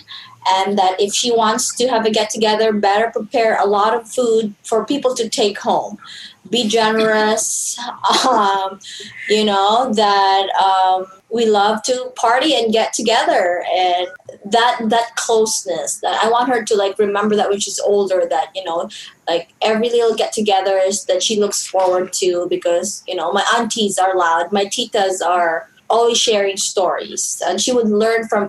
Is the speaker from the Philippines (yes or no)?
yes; Philippines; accent: Filipino; now in United States; my Filipino accent and my Filipino dialect